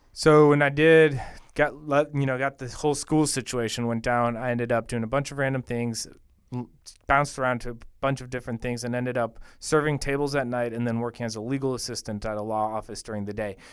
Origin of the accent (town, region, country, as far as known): Bogota, Bogotá Capital District, Colombia; born or raised there; moved away